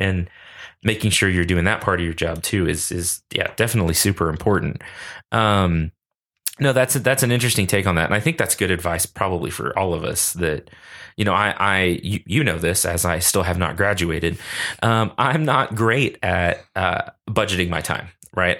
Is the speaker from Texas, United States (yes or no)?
yes; Lubbock, Texas, United States; I grew up here in Lubbock